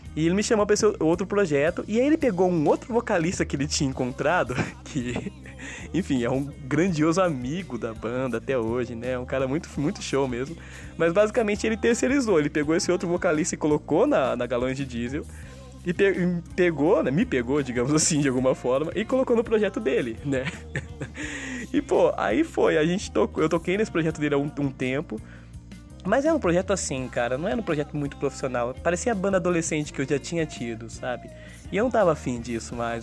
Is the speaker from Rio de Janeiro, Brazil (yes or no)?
no; Limeira, São Paulo, Brazil; moved away as an adult; also born or lived in São Carlos / Brasília; Minha história musical aqui em Limeira, na minha cidade natal